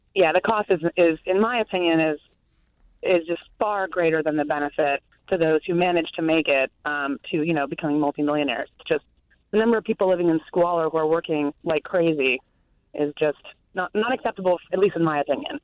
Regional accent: Canada; moved away as an adult; now in Durham, United States; being Canadian. I've lived in the U.S. for about 10 years now, but I lived in Canada for the first 25 years of my life

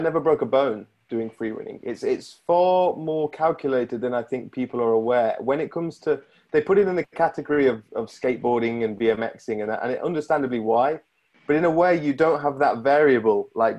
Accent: Connecticut, United States; born there; And I was born in Connecticut, so I've got a U.S. passport.

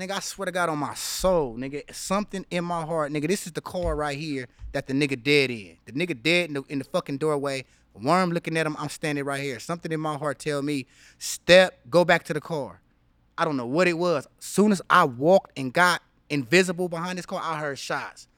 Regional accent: Los Angeles, California, United States; also born or lived in Inland Empire, California; I grew up on a street called Barrendo

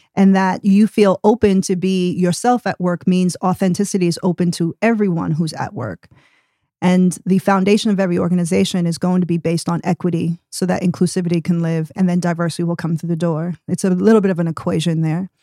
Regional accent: New York City, New York, United States; moved away as an adult; now in Tulsa, United States; was born and raised in New York City, and traveled all the way over to Tulsa, Oklahoma, sight unseen in twenty twenty-one

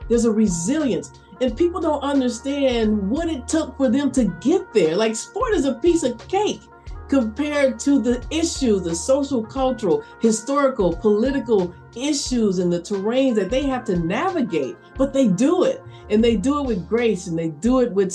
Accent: Tupelo, Mississippi, United States; moved away; I'm a proud native of Tupelo, Mississippi, so I hail from the South

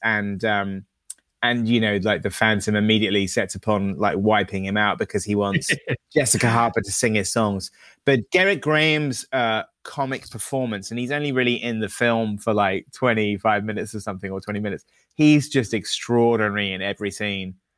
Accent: United Kingdom; as a Brit

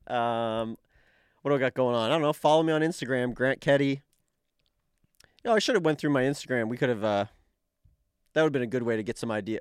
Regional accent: Dartmouth, Nova Scotia, Canada; moved away; I'm from Dartmouth

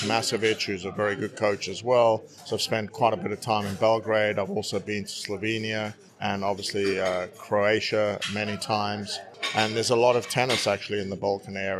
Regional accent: South Africa; also born or lived in United States; now in United Kingdom; I grew up in South Africa

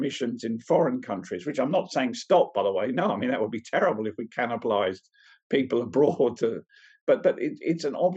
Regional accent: England, United Kingdom; We're English.

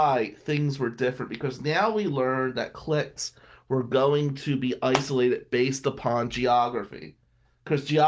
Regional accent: Atlantic City, New Jersey, United States; moved away; being white and growing up in Atlantic City in the 90s

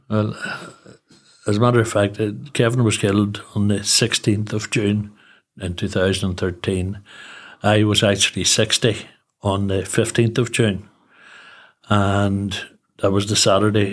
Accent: Newry, Northern Ireland, United Kingdom; also born or lived in Belfast; I'm from Newry, obviously born and bred.

